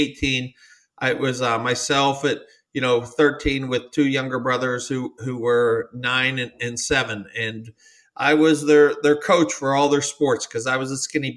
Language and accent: English; United States; I definitely have grew up American kid